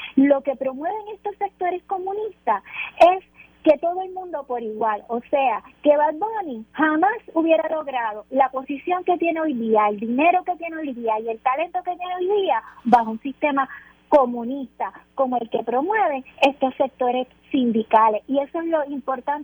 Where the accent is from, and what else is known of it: Puerto Rico